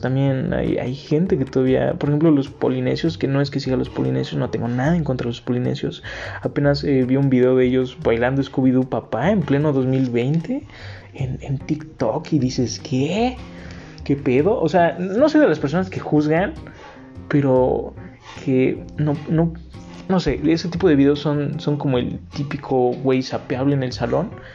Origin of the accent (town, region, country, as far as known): Mexico